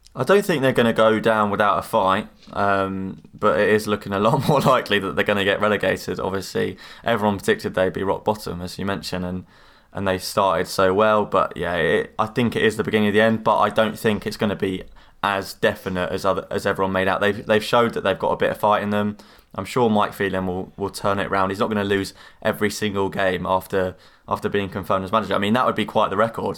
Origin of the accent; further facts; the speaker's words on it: United Kingdom; as you might have been able to guess from my accent, I am from near London